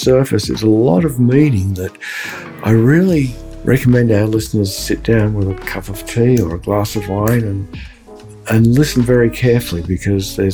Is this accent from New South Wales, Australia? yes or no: no; Melbourne, Victoria, Australia; moved away; my hometown of Melbourne